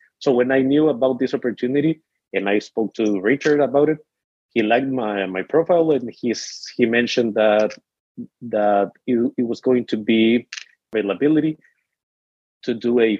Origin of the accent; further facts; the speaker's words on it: El Salvador; moved away as an adult; now in United States; I'm from El Salvador